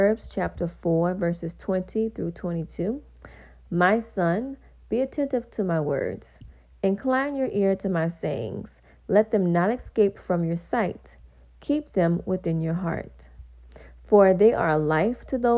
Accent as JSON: {"language": "English", "region": "Louisiana", "country": "United States", "said": "I am from Louisiana"}